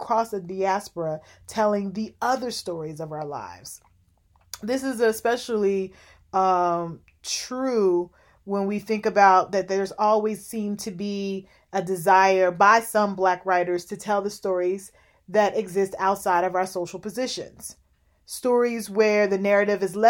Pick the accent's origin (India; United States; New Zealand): United States; Louisville, Kentucky; I grew up in Louisville, Kentucky